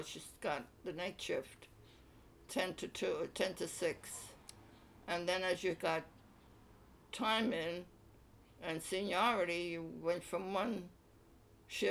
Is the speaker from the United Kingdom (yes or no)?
no; Cleveland, Ohio, United States; I was born in Cleveland, Ohio.